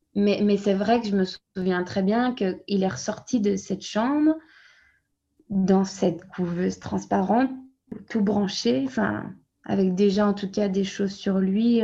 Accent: France; moved away as an adult; also born or lived in Brussels, Belgium; now in Flanders, Belgium; je suis française, je suis née en France et je suis arrivée en Belgique à 24 ans

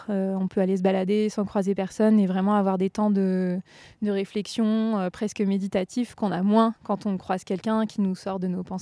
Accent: Tarentaise, Vanoise massif, Auvergne-Rhône-Alpes, France; le massif de la Vanoise, plutôt en Tarentaise. C'est là où j'ai grandi. Enfin, j'ai passé une grande partie de mon enfance

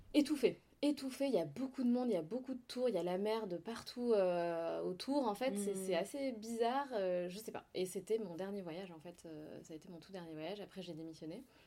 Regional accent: Provence-Alpes-Côte d'Azur, France; also born or lived in Besançon; je suis née à Besançon. D'accord. Euh, donc, je suis byzantine. C'est pas du tout sexy, mais euh, c'est rigolo de le dire. Byzantine, oui, tout à fait. je suis partie de Besançon à l'âge de 6 ans, à peu mhm. près, 5-6 ans. et ensuite, j'ai grandi, du coup, j'ai découvert la Côte d'Azur et j'ai grandi sur la Côte d'Azur

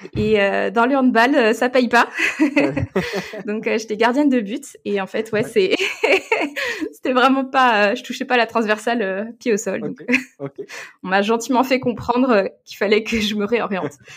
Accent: Gueugnon, Bourgogne-Franche-Comté, France; je viens de Bourgogne. Je suis euh, une enfant euh, de la Saône-et-Loire. J'ai grandi à Guignon

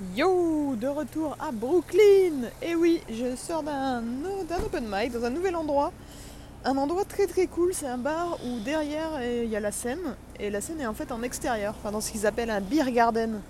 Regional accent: France

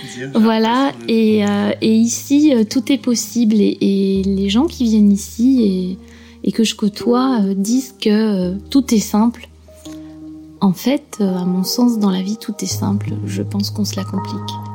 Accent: Clécy, Normandy, France; moved away as an adult; now in Honfleur, France; moi, je suis originaire euh, de Suisse normande, euh, Clécy, Thuriarcourt

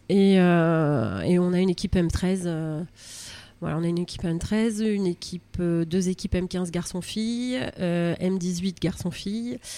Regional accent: Var, Provence-Alpes-Côte d'Azur, France; moved away as an adult; also born or lived in Andernos, Gironde; now in Andernos-les-Bains, France; je suis du Var, donc qui est pays de volley quand même.

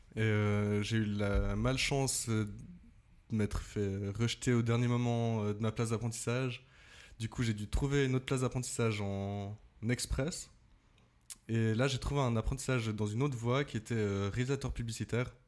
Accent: Saxon, Valais, Switzerland; now in Vevey, Switzerland; Je viens de Saxon en Valais

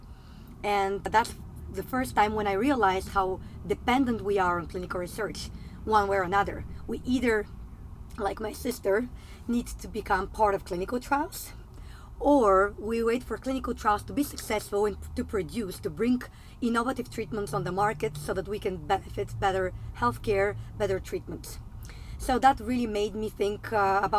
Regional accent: Bulgaria; I'm actually coming from Eastern Europe. I'm originally from Bulgaria.

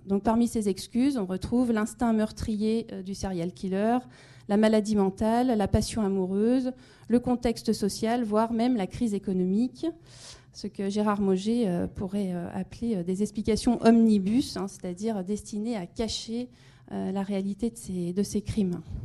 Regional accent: France; chez nous, en France, en Europe

